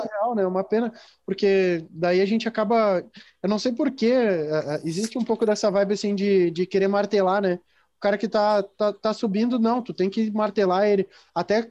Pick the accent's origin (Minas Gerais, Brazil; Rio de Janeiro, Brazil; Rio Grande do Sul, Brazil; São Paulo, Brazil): Rio Grande do Sul, Brazil; eu me considero gaúcho, eu, eu sou gaudério